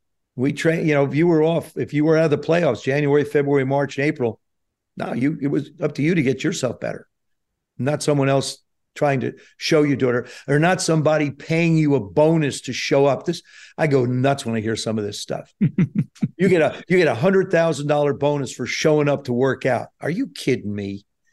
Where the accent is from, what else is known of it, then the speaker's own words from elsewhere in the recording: South River, New Jersey, United States; when I was a kid growing up in South River playing high school ball.